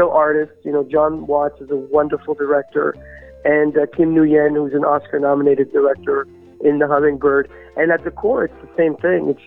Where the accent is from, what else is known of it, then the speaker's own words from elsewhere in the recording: Canada; I'm Canadian myself